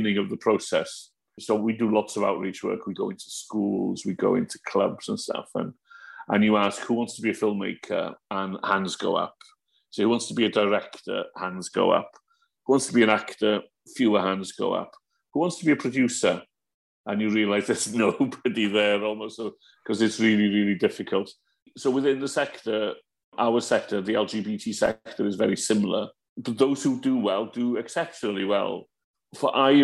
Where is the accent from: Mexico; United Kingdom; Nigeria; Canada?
United Kingdom; Wales; as a Welsh speaker